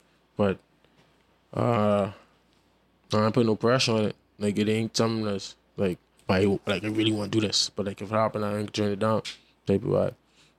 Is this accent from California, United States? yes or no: no; Florida, United States; born there; I was born over there too. I was born in Florida.